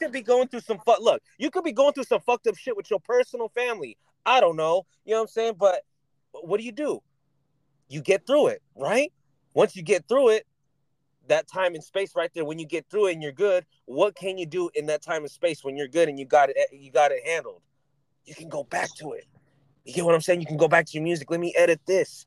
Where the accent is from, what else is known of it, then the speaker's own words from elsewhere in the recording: California, United States; I'm from Cali